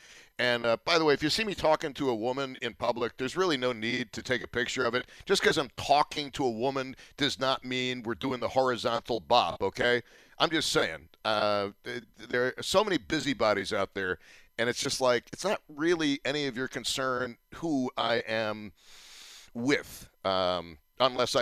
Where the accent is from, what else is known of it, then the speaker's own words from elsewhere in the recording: Buffalo, New York, United States; also born or lived in Tampa / St. Louis; I am thrilled to be doing talk radio in my hometown at the preeminent news talk radio station in the market, and for having done it for so long.